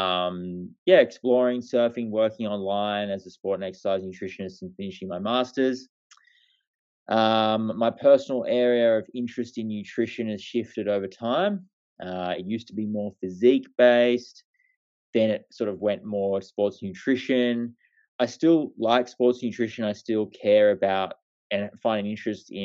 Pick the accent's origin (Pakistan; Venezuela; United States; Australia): Australia; I'm a bloke from Australia